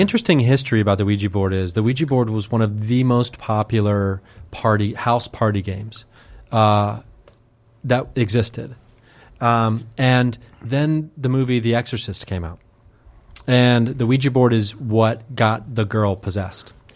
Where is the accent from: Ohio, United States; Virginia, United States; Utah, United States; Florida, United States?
Ohio, United States; Dayton; I grew up in Dayton, Ohio, like a suburb of Dayton